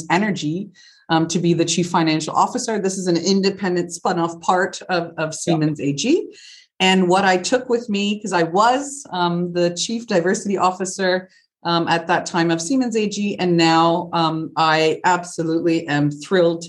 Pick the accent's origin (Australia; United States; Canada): Canada; moved away as an adult; also born or lived in United Kingdom; now in Germany; I am Canadian, born and raised, and of Italian descent